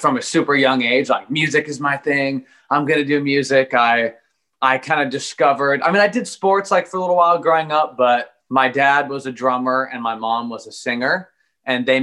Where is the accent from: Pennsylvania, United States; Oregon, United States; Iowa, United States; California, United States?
Oregon, United States; Eugene; born and raised Eugene, the 541 PNW baby.